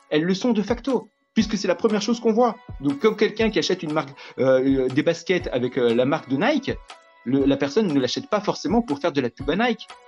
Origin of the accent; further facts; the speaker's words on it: France; Je suis français, point. Peu importe mes origines, mes croyances, je suis français, point.